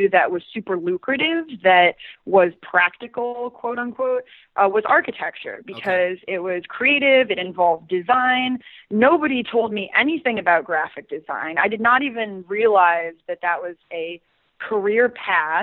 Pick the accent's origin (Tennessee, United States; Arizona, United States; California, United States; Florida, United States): Florida, United States; Southwest; now in New York, United States; originally I'm from Southwest Florida, which when I was growing up was pretty much populated with the retirees from Chicago and the Northeast